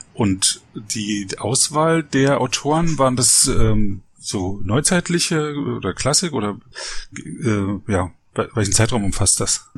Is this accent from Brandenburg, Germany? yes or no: yes; Frankfurt, Brandenburg, Germany; now in Berlin, Germany; ich bin nicht aus Berlin, ich bin in Frankfurt Oder aufgewachsen